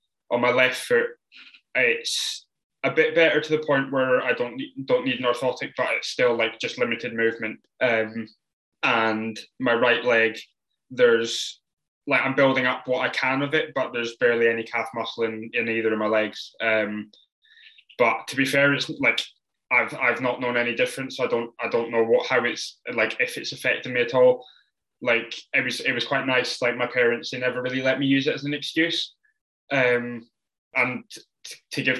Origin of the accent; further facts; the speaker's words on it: the Borders, Scotland, United Kingdom; I grew up in the Borders